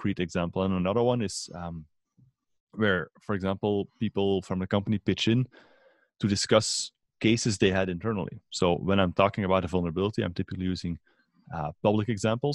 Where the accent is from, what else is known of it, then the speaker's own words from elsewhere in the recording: Belgium; from Belgium